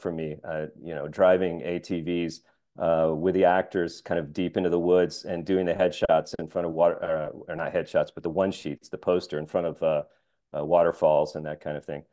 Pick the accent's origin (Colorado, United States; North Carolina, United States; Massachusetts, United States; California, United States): North Carolina, United States; Asheville; my hometown of Asheville, North Carolina